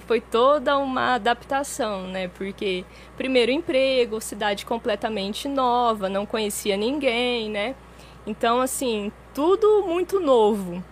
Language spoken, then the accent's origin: Portuguese; Jaboticabal, São Paulo, Brazil; Eu nasci em Jaboticabal, né? Jaboticabal. né? Próximo a Ribeirão Preto